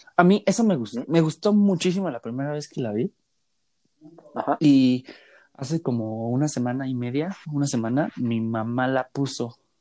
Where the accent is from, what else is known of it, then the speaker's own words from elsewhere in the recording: Mexico City, Mexico; nosotros que somos de la Ciudad de México